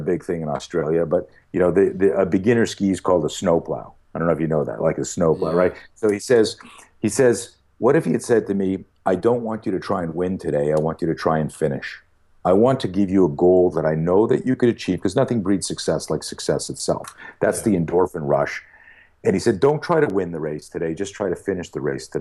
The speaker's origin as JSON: {"language": "English", "country": "Canada", "tie": "born or raised there", "said": "When I grew up in Canada. And in Canada, you're either a skier or a skater, and I grew up on skis."}